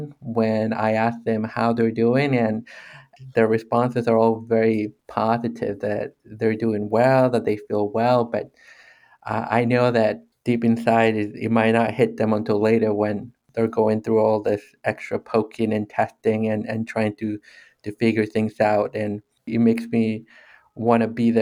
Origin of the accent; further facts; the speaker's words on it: Mexico; moved away; growing up in Mexico